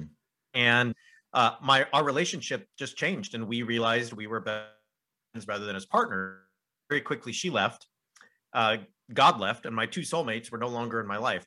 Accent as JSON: {"language": "English", "region": "Southern California", "country": "United States", "tie": "born or raised there", "also_born_or_lived": "United Kingdom / France", "moved": "as an adult", "said": "I grew up in Southern California, and then I went to Azusa Pacific University, which is only half an hour from where I grew up."}